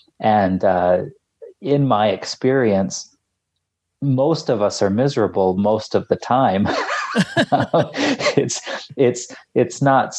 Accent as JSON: {"language": "English", "town": "Salt Lake City", "region": "Utah", "country": "United States", "tie": "born or raised there", "said": "No, I grew up in Salt Lake City."}